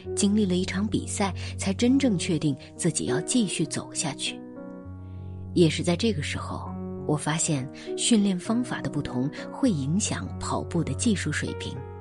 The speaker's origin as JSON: {"language": "Chinese", "country": "China", "lives_now": "Shanghai, China", "said": "为身为中国人感觉骄傲。好了，今天就是这样， … 在上海跟各位说晚安。"}